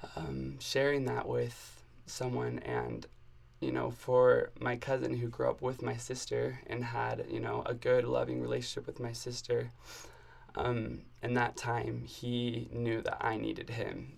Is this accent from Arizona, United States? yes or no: yes; Arizona, United States; moved away as an adult; also born or lived in Indianapolis, Indiana; now in Provo, United States; I'm from Arizona. Um, and yeah, I lived in Arizona my whole life